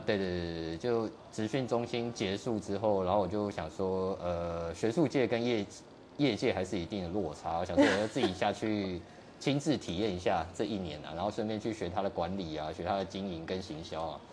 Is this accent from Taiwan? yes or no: yes; Kaohsiung, Taiwan; 在高雄，在儿子寮，儿子寮。嗯，那时候没像现在开发那么那么多啊